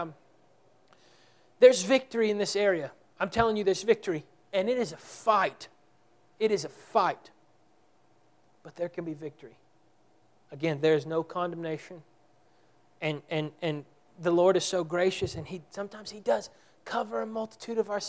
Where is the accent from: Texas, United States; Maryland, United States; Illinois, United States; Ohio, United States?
Texas, United States; We're from Texas